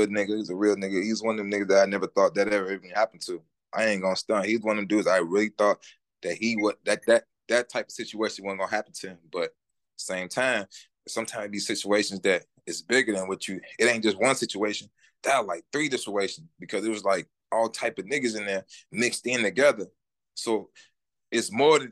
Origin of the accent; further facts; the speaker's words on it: Minneapolis, Minnesota, United States; I'm from the north side, born and raised